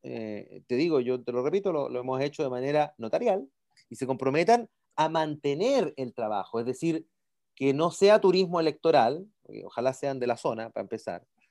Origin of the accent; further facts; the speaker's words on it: San Miguel, Santiago Metropolitan Region, Chile; also born or lived in Italy; yo soy nacido y crecido en San Miguel, mis amigos son de la cisterna